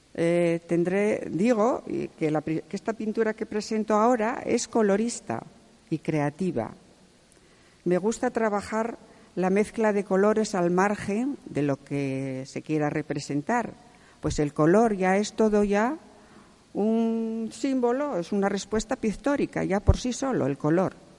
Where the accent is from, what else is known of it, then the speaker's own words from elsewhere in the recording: Salas, Asturias, Spain; also born or lived in Gijón; nací en Salas, en un pueblecito llamado Godán